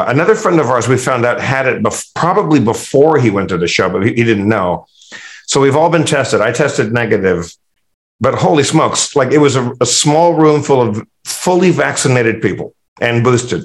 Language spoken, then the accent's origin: English; Tustin, California, United States; I grew up, I was born and raised in Tustin, which is near Anaheim